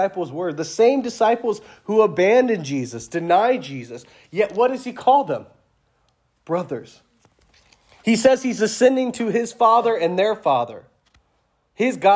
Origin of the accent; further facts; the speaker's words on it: the South, United States; I'm from the South